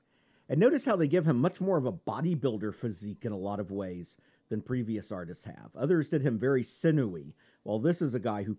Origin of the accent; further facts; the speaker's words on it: Texas, United States; I'm from Texas, goddammit. That's what we do. And the family is from Texas.